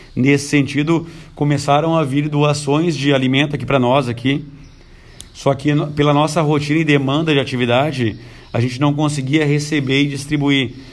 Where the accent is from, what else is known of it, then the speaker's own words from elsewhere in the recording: Tramandaí, Rio Grande do Sul, Brazil; moved away as an adult; also born or lived in Santo Antônio da Patrulha; eu sou natural de Tramandaí, nasci lá na Barra, em Tramandaí